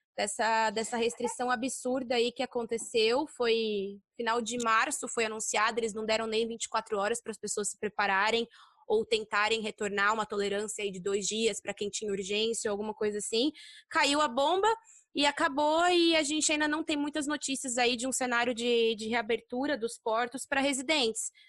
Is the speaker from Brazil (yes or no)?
yes; Brazil; moved away as an adult; now in China; nós somos brasileiras